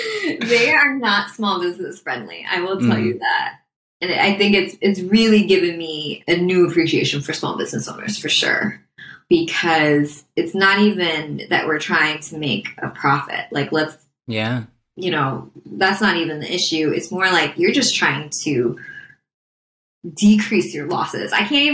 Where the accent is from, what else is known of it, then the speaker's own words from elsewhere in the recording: Midwest, United States; I'm not a self-promoter. I'm from the Midwest. I don't like talking about myself.